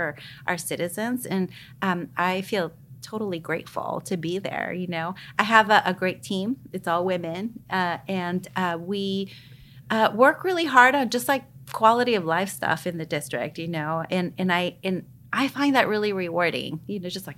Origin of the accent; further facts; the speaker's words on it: El Salvador; now in United States; I come from El Salvador. I was born and raised during a time of war